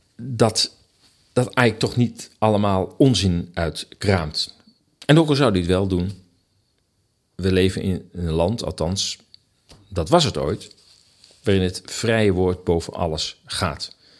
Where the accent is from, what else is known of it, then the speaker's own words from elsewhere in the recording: Amsterdam, North Holland, Netherlands; Ik ken als Amsterdammer de stad nog uit de 60 en 70 jaren.